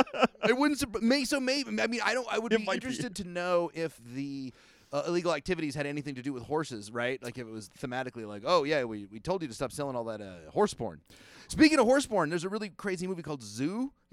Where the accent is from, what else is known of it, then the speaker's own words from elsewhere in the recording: Kentucky, United States; I'm from Kentucky.